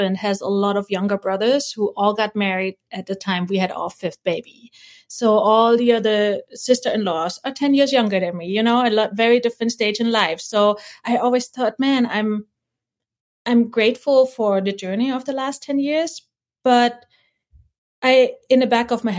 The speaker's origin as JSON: {"language": "English", "region": "East Germany", "country": "Germany", "tie": "born or raised there", "also_born_or_lived": "Hawaii", "moved": "yes", "said": "I was born in East Germany. You got picked from a kindergarten if you had a good, you know, body posture, and we're put in class at a very early age"}